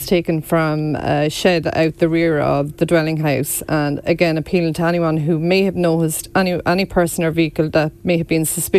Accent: Marshalstown, Leinster, Ireland

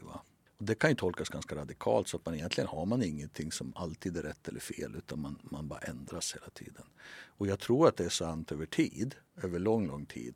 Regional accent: Västernorrland County, Sweden; accent: Norrländska; moved away; also born or lived in Norrbotten; Jag, jag, jag är från Västernorrland och bott i Västerbotten och Norrbotten

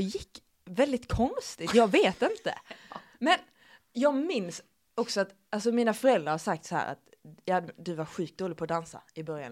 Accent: Skåne, Sweden; accent: Skånska; jag överdriver min skånska

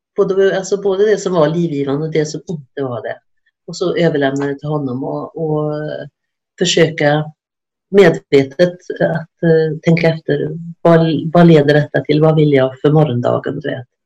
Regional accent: Sweden; moved away as an adult; now in Norway; Jag är från Sverige

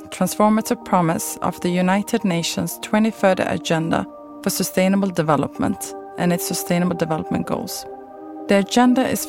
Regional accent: Sweden; moved away as an adult; also born or lived in Turkey / China; now in Malmö, Sweden; I grew up in Sweden, but ended up spending the majority of my adult life abroad

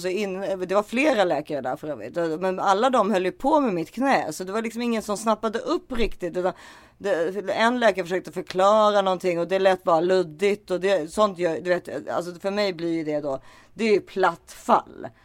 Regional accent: Sweden; jag är svensk

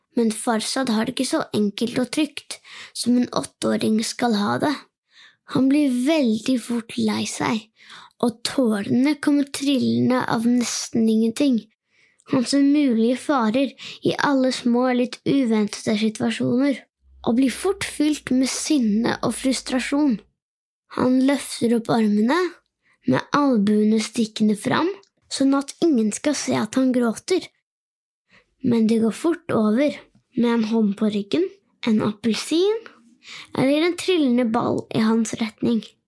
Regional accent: Norway; Jeg er åtte år gammel og født og oppvokst i Norge

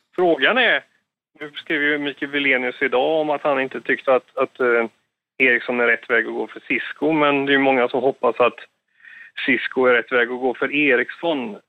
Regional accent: Sweden; som svensk där nere

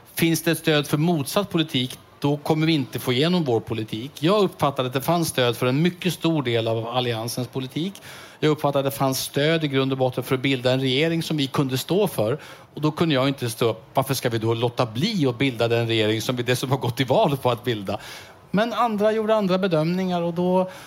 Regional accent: Strängnäs, Södermanland, Sweden; min hemstad Strängnäs

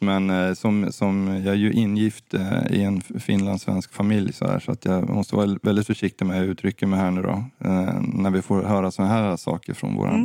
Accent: Sweden

